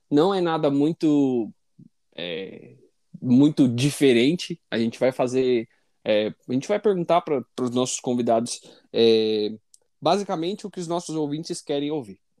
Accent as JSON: {"language": "Portuguese", "region": "São Paulo", "country": "Brazil", "moved": "as an adult", "lives_now": "Toronto, Canada", "said": "eu sou de São Paulo. Eu me mudei para Toronto, no Canadá, em 2019."}